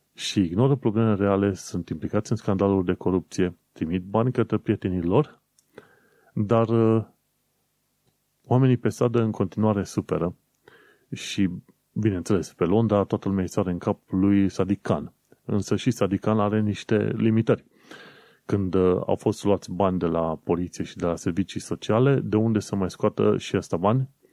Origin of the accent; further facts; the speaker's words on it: Romania; accent: Eastern European; moved away as an adult; now in London, United Kingdom; Ca român